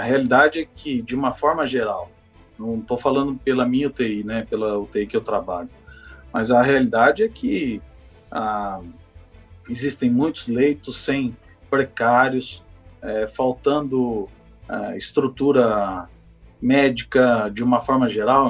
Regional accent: Birigui, São Paulo, Brazil; Minha cidade natal chama Birigui, interior de São Paulo, tem 100 mil habitantes

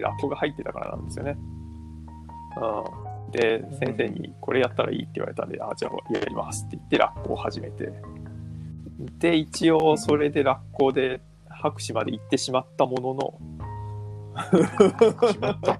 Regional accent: Fujisawa, Kanagawa, Japan; moved away as an adult; also born or lived in Fukui; もともと実家は東京なんですけど、藤沢

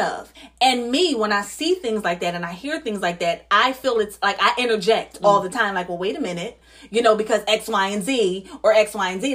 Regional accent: New Jersey, United States; now in Philadelphia, United States; I'm from Jersey. I'm from the suburbs

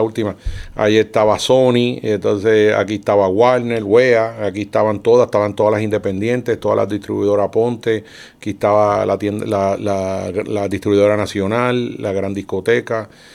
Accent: Sabana Grande, Puerto Rico; yo vengo de Sabana Grande, que es un pueblito

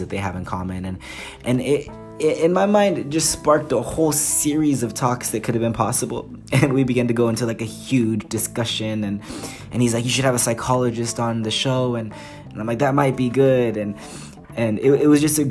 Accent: United States; moved away as an adult; now in England; I'm the American

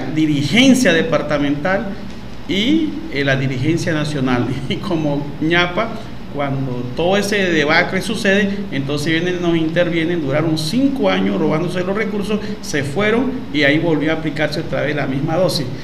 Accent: Wayuu, La Guajira, Colombia; now in Maicao, Colombia; soy guayú de Leirruco

